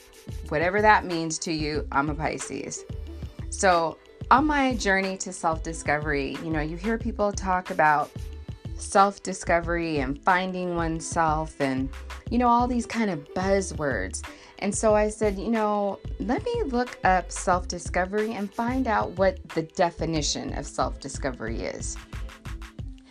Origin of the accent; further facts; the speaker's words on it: Southern California, United States; I'm born and raised in Southern California